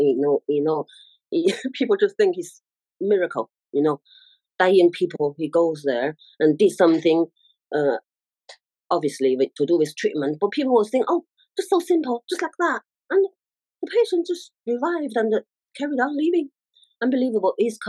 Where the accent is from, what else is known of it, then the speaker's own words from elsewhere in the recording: Beijing, China; moved away; I'm from Beijing, Chinese. Yeah, China, capital of China. Yeah, Beijing.